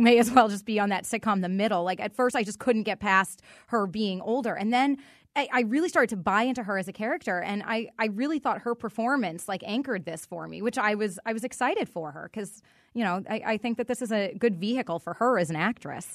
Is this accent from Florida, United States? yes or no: no; Boston, Massachusetts, United States; also born or lived in Newton, Massachusetts; now in Connecticut, United States; I grew up in Boston